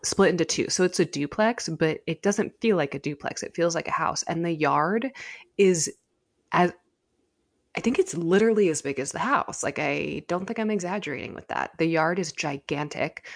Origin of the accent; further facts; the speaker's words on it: California, United States; being a Californian